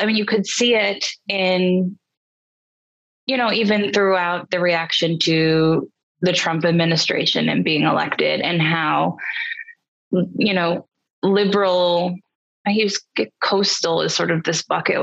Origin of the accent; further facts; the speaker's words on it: New York City, New York, United States; moved away as an adult; also born or lived in Boston; now in Nashville, United States; I grew up in New York City